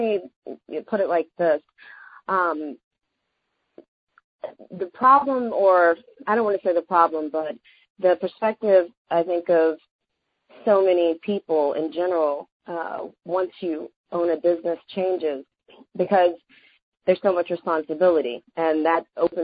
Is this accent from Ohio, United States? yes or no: no; Alabama, United States; I'm from Alabama